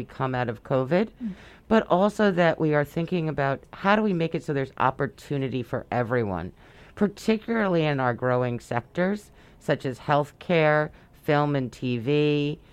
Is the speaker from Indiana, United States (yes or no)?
no; New York City, New York, United States; I was born and raised in Brooklyn